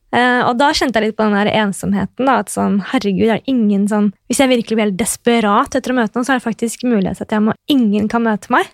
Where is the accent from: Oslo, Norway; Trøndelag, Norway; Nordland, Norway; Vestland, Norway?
Oslo, Norway; accent: kebabnorsk; Nå er jeg født og oppvokst på Oslo S, da, jeg, og jeg bor der i tillegg.